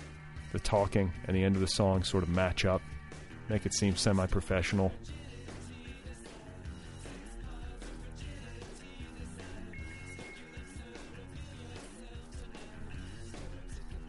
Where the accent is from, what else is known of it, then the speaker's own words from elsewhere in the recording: Indiana, Wisconsin, Midwest, United States; moved away; I grew up in Indiana, in Wisconsin